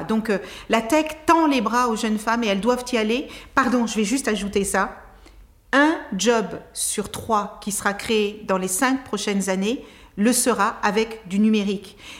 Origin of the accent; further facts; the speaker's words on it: Cape Verde; also born or lived in Tarrafal, Cape Verde; now in France; je suis née au Cap Vert